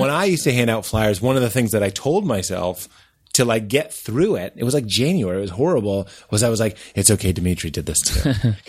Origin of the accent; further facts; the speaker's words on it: Boston, Massachusetts, United States; also born or lived in Chicago; now in New York, United States; I grew up in Boston, but I started in Chicago. Then I moved to New York.